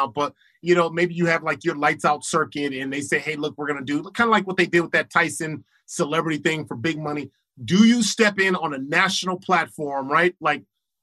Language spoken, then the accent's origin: English; Los Angeles, California, United States; I was from Crenshaw